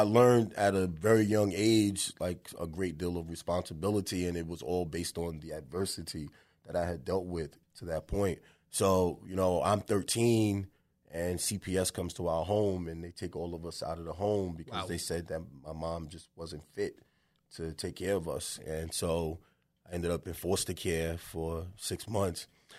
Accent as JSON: {"language": "English", "town": "Bronx", "region": "New York", "country": "United States", "tie": "born or raised there", "said": "And so we grew up in the Bronx. That's where it started for me."}